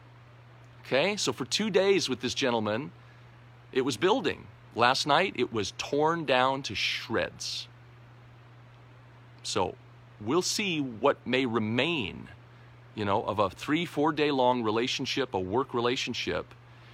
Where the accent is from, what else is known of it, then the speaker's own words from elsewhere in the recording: United States; moved away as an adult; Being an American in a foreign land, a foreign country for the last 11 years